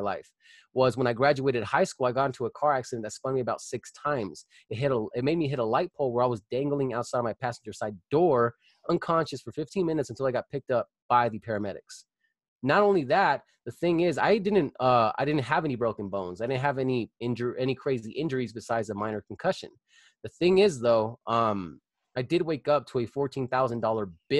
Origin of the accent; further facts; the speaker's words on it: Colorado Springs, Colorado, United States; I was born and raised in Colorado Springs. I still live here. I lived here all my life